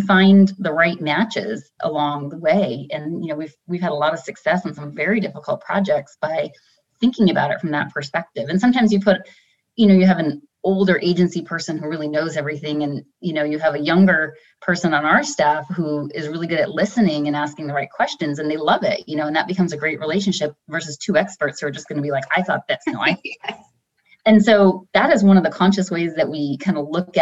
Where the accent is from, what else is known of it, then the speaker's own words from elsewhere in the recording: East Coast, United States; moved away as an adult; I'm from the East Coast originally. I've been 20 years there and 20 years here now or more.